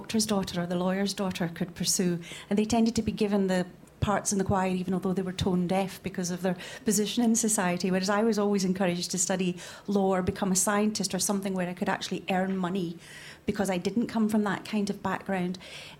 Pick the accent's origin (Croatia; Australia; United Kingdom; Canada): United Kingdom; Isle of Bute, Scotland; I grew up in the Isle of Bute where there was only one secondary school